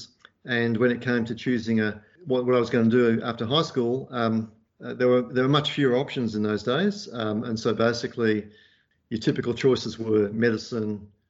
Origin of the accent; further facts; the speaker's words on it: Perth, Western Australia, Australia; also born or lived in Liverpool; And we ended up disembarking in Perth, and that's where I grew up